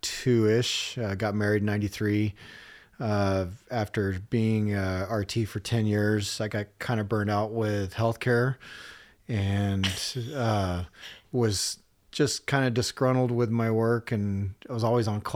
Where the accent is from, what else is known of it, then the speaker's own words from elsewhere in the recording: El Paso, Texas, United States; born there; It was, yeah. Okay. I was born in El Paso. I lived all over the country, but I lived all over Texas.